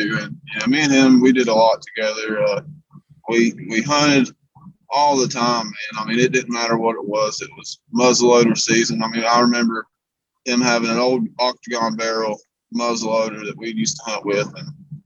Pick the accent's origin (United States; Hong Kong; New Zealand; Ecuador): United States; Bristol, Virginia; also born or lived in Pamplin, Virginia; I was born in Bristol, Virginia